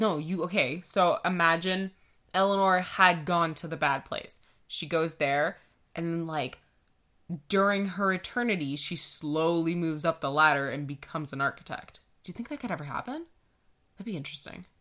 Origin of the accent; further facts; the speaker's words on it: Canada; we're Canadian